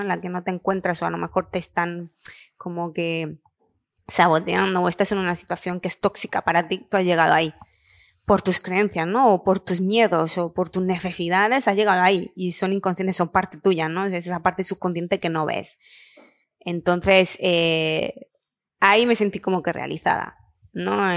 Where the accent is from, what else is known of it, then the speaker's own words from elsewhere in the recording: Lanjarón, Andalusia, Spain; moved away as an adult; also born or lived in Barcelona; yo soy de Granada, de un pueblo pequeñito, eh, Lanjarón